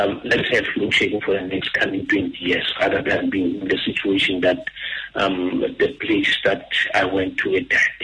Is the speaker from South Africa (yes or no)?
yes; South Africa; we always preach the issue of Ubuntu as South African